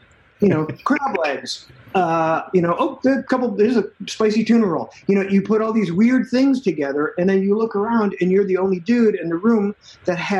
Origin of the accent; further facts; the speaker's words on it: Chicago, Illinois, United States; now in Austin, Texas, United States; I grew up in Chicago